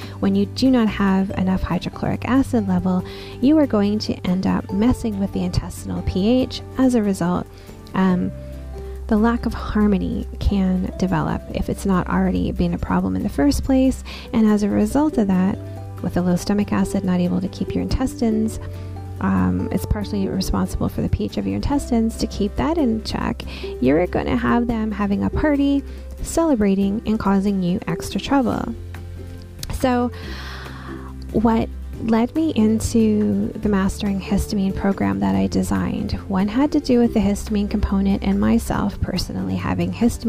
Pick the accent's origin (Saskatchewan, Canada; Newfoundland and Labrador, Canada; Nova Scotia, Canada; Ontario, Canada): Newfoundland and Labrador, Canada; like, I grew up in Newfoundland. So by the time I was born, we moved quite a bit.